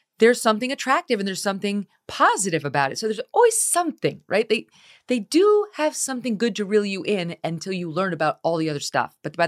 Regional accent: Albany, New York, United States; which is from my hometown, Albany, New York.

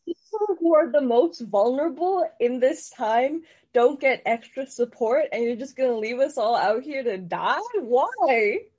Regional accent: Guelph, Ontario, Canada; I'm from Guelph

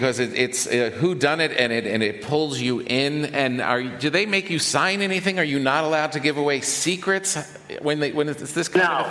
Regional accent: New York City, New York, United States; But the thing that really strikes me as a New Yorker is the size of everyone's apartments.

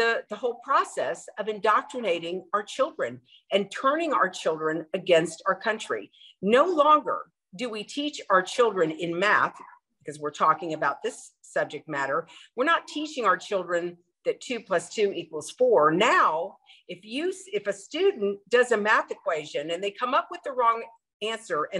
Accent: South Florida, United States; I was born and raised in South Florida

